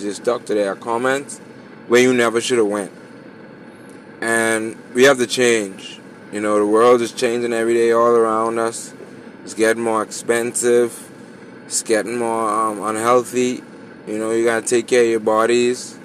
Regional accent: Bahamas; I'm from the Bahamas

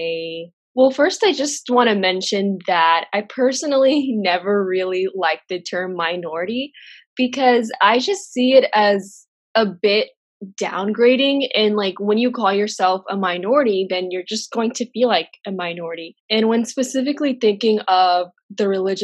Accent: Texas, United States; also born or lived in Jordan; I'm a 22-year-old hijabi who was born and raised in Texas.

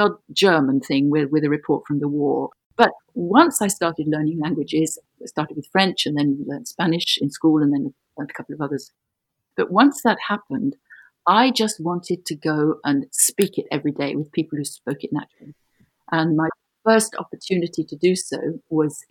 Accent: London, United Kingdom; moved away as an adult; now in Brussels, Belgium; I was born in London, in Greater London. And I'm calling you from Brussels, where I have lived since 1969.

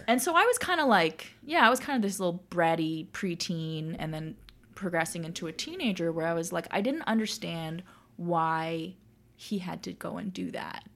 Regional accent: Toronto, Ontario, Canada; I was born and raised in Toronto

